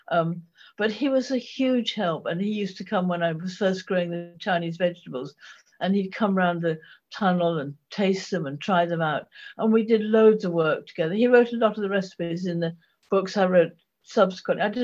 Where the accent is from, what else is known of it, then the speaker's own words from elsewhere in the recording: Ipswich, East of England, United Kingdom; now in Norfolk, United Kingdom; I, I grew up in Suffolk